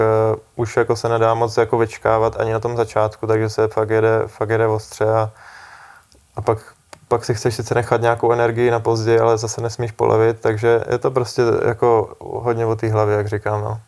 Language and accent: Czech; Czechia; byli jsme dva Češi